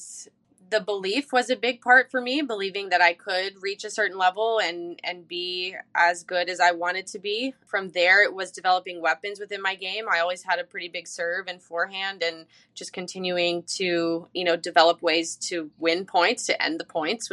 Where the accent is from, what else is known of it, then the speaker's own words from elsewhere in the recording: Charleston, South Carolina, United States; I'm from Charleston.